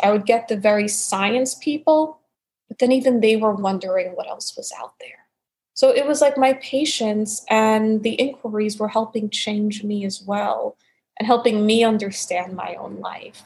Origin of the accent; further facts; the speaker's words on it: New York City, New York, United States; moved away as an adult; also born or lived in Arizona / Portland, Oregon / Florida; born and raised in New York City